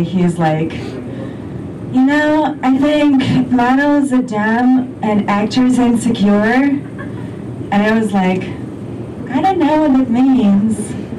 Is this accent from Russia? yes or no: yes; Russia; English is a second language; moved away; English is my third language